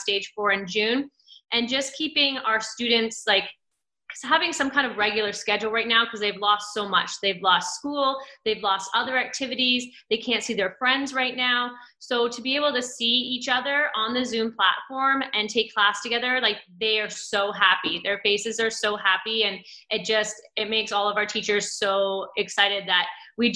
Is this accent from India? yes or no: no; Cambridge, Ontario, Canada; I grew up in Cambridge.